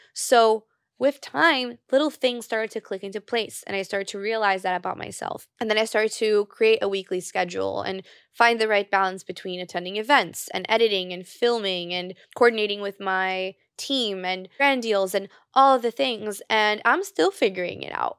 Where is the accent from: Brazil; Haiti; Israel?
Brazil; moved away; Because I grew up in Brazil, I speak Portuguese fluently